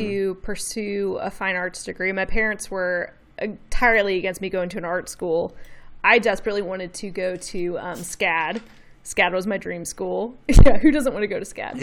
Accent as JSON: {"language": "English", "town": "Memphis", "region": "Tennessee", "country": "United States", "tie": "born or raised there", "accent": "Southern", "said": "I've lived here my whole life"}